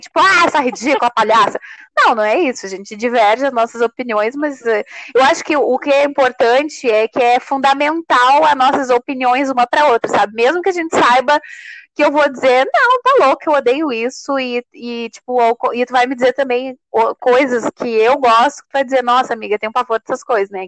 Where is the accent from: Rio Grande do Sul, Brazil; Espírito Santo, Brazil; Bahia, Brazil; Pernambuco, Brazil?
Rio Grande do Sul, Brazil; eu sou natural do Rio Grande do Sul